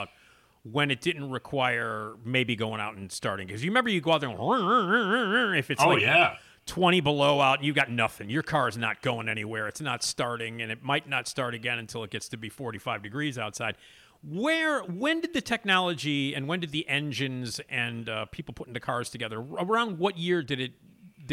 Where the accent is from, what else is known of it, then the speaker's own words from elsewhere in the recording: Chicago, Illinois, United States; you and I are the same age. We grew up in Chicago